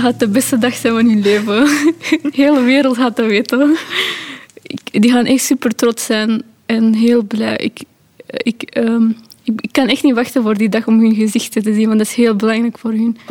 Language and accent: Dutch; Pakistan; now in Belgium; Ik ben ook niet geboren in België, ik ben van Pakistan